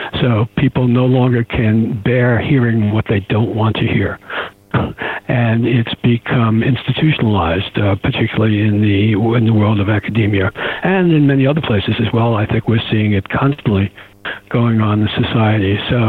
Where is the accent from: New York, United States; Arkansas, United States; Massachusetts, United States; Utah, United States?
New York, United States; Queens; I'm a New Yorker. I come from the area of Queens, where Trump comes from.